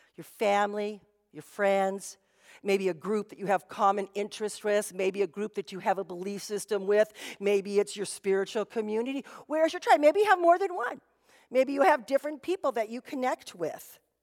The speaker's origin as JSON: {"language": "English", "town": "Anaheim", "region": "California", "country": "United States", "tie": "born or raised there", "said": "I grew up in Anaheim and years ago, they were our home team"}